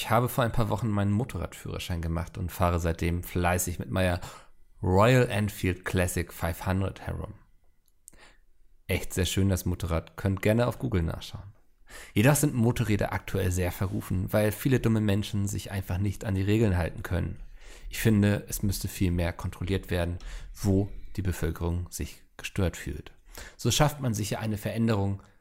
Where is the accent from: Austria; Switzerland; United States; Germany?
Austria; In Sachen Mobilität kann ich mich als Österreicher generell aufregen.